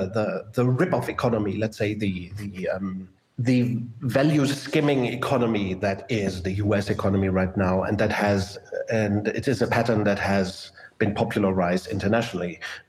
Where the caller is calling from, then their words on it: Germany; And I'm talking from Germany.